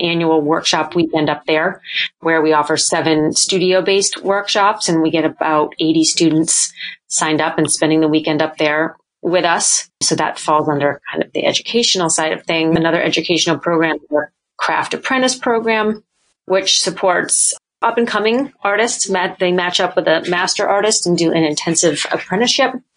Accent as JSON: {"language": "English", "region": "New Hampshire", "country": "United States", "tie": "born or raised there", "also_born_or_lived": "Boston", "moved": "as an adult", "lives_now": "Maine, United States", "said": "I grew up in New Hampshire"}